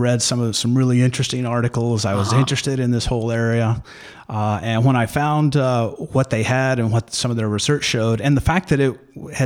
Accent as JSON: {"language": "English", "region": "Alabama", "country": "United States", "moved": "as an adult", "lives_now": "Ohio, United States", "said": "I'm originally from Alabama, but I've been in Ohio for almost 3 decades now"}